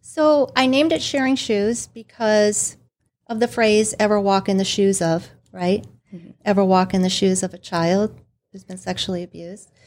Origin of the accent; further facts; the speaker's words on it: Detroit, Michigan, United States; I was raised in the Detroit, Michigan area.